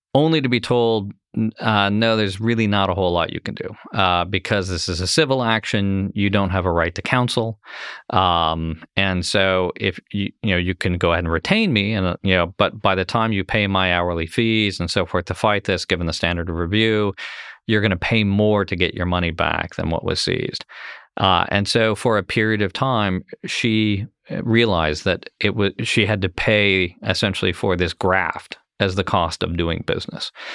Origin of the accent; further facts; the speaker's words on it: Ohio, United States; Ohio as an example, my home state